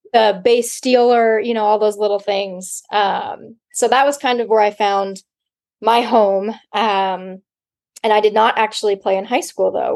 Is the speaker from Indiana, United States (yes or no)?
no; Laguna Niguel, California, United States; moved away as an adult; also born or lived in San Luis Obispo, California; I am from Orange County, California, um, Laguna Niguel, Dana Point area